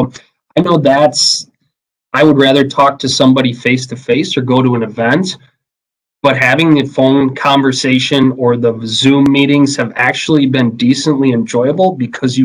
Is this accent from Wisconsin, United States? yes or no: yes; Merrill, Wisconsin, United States; I grew up in Merrill, Wisconsin, you know, home of the Blue Jays